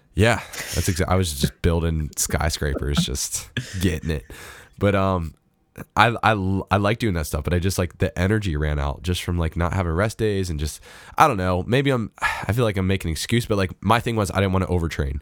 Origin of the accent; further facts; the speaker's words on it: United States; as an American